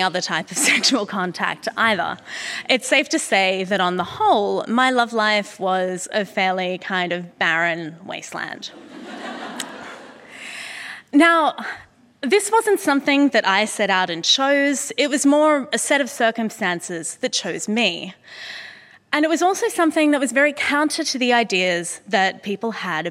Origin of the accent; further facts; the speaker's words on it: Sydney, New South Wales, Australia; moved away; here today in my hometown and at the Sydney Opera House